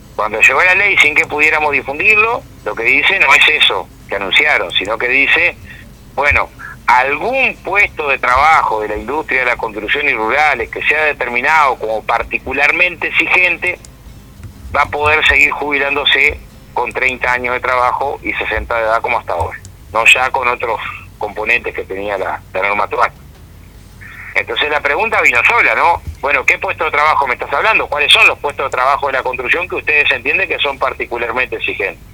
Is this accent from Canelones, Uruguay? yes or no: yes; Villa Felicidad, Canelones, Uruguay; yo soy de Villa Felicidad